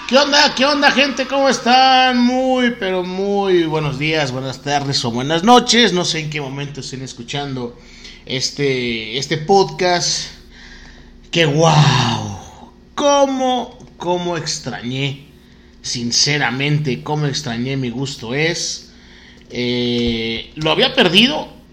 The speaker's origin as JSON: {"language": "Spanish", "region": "Oaxaca", "country": "Mexico", "said": "soy de Oaxaca, Oaxaca"}